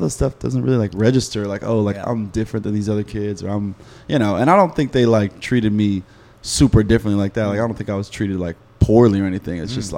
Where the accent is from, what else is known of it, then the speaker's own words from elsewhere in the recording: Laguna Niguel, California, United States; Laguna Niguel, like South County, Orange County.